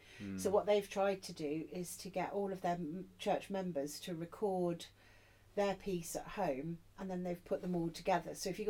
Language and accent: English; Cornwall, South West England, United Kingdom; I grew up in Cornwall as well.